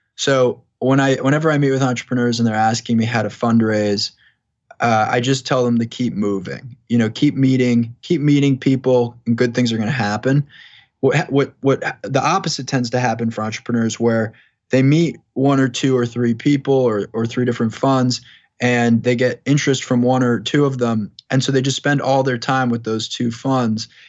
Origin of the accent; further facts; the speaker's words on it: Long Island, New York, United States; moved away; also born or lived in Boston, Massachusetts; I grew up in New York. I grew up on Long Island, spent a lot of time in Manhattan